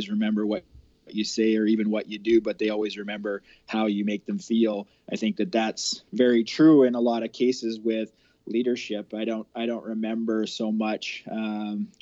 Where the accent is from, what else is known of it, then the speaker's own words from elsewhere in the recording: Olds, Alberta, Canada; I drove in and out of the city from my hometown in Olds to Calgary